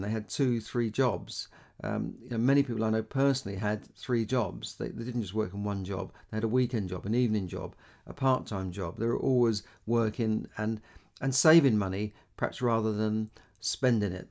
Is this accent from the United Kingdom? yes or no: yes; London, United Kingdom; I grew up in London, uh, when, you know, in a part of London called Camden